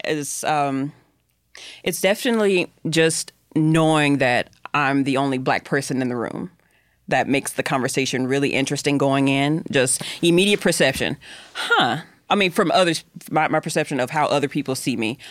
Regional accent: the South, United States; I'm from the South

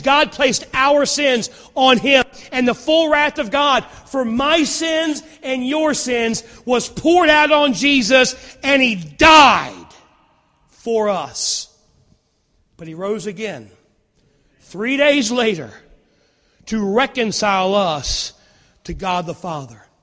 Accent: Rustburg, Virginia, United States; I grew up in Rustburg, and I remember when I was a kid, we had one stoplight

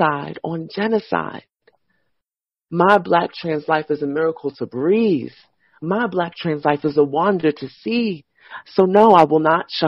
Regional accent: New York, United States; moved away as an adult; I'm a New Yorker

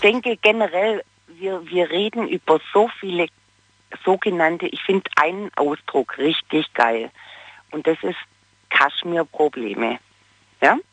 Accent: Baden-Württemberg, Germany

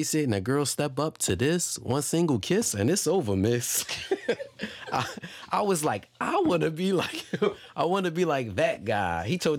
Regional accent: Philadelphia, Pennsylvania, United States; we are from Philadelphia

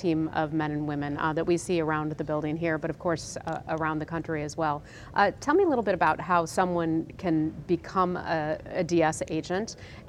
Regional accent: Wisconsin, United States; I'm from Wisconsin.

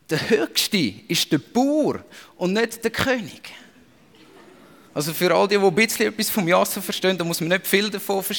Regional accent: Switzerland; aber wir haben das in uns innebehalten als Schweizer.

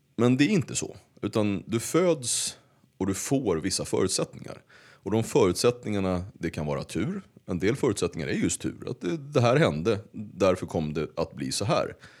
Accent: Uppsala, Uppsala County, Sweden; Och där växte jag upp. De, den tid jag inte var hos, eh, min mamma i, i Gottsunda

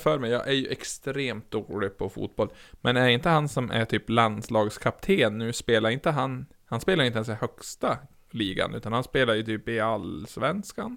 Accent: Norrland, Sweden; som norrlänning

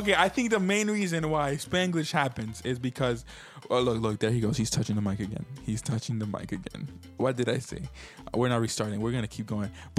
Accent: Puerto Rico; moved away; I grew up in Puerto Rico.

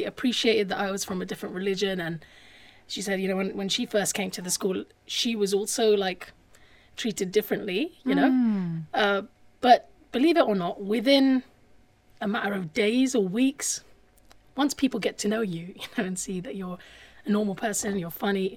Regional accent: London, United Kingdom; also born or lived in Finchley, London; I grew up in Hackney before Finchley

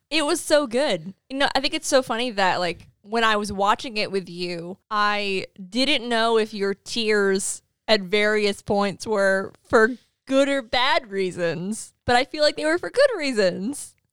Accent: New England, United States; as a New Englander, as someone who was born and raised in New England

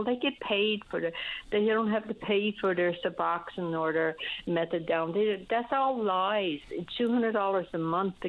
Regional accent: Newfoundland and Labrador, Canada; moved away as an adult; also born or lived in Ontario; I moved from Ontario and I retired back home in Newfoundland

